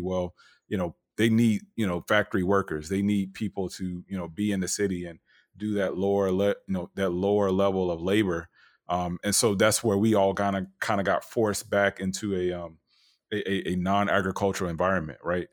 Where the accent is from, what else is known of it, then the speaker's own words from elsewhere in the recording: Tampa, Florida, United States; I grew up in Tampa, but, you know, my people from Valdosta, Georgia, Montgomery, Alabama